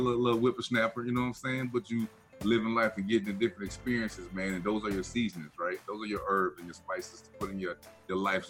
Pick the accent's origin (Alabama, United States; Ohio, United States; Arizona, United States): Alabama, United States; Black Belt area of; my hometown in the Black Belt area of in Alabama